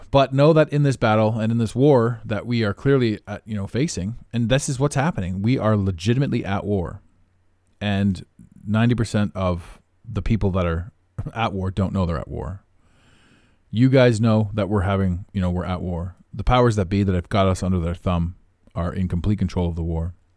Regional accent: Canada; I don't even live in America. I am Canadian

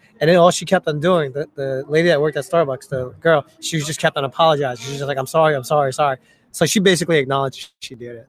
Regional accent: United States; English is a second language; I got harassed like a mofo when I was growing up in America

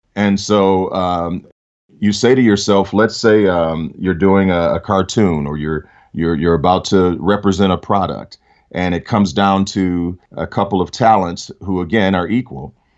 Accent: Detroit, Michigan, United States; I grew up in Detroit.

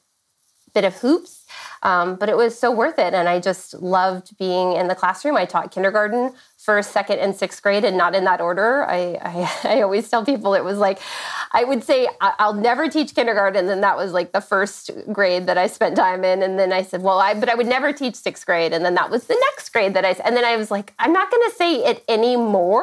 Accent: San Diego, California, United States; now in Orange County, United States; I grew up in San Diego, California. I did not migrate very far. I'm in Orange County, California now

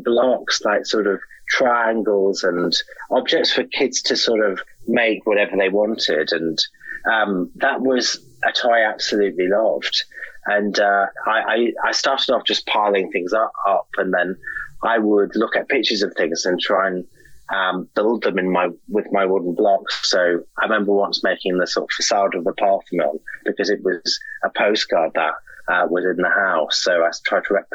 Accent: Hartlepool, North East England, United Kingdom; I'm from a little small town in that area called Hartlepool, which is a sort of old fishing town.

